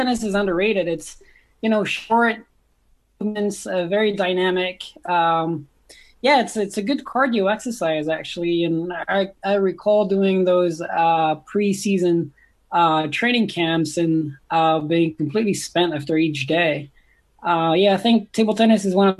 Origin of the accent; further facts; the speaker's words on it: the Alps, France; moved away; born and raised in France. So I was born and raised in the Alps